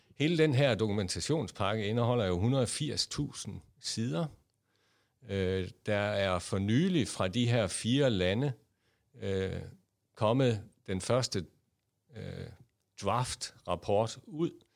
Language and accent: Danish; Jutland, Denmark; accent: Jutlandic; moved away as an adult; also born or lived in Copenhagen area; now in Copenhagen, Denmark; I kan måske høre på min accent, at jeg er født og opvokset i Jylland